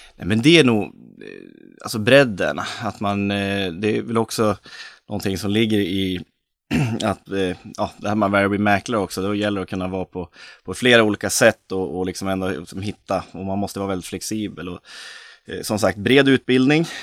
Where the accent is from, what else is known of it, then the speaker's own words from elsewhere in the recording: Östersund, Jämtland, Sweden; moved away; född och uppvuxen i Norrlands inland, Östersund.